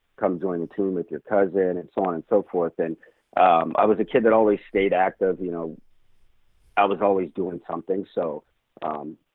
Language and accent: English; Atwater, California, United States; I grew up in Central California, in a small town called Atwater